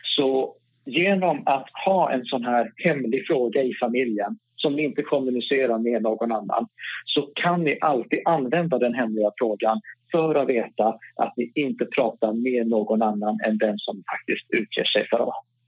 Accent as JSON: {"language": "Swedish", "region": "Norrland", "country": "Sweden", "accent": "Norrland R", "said": "Jag har norrländska R, jag har inte Stockholms R"}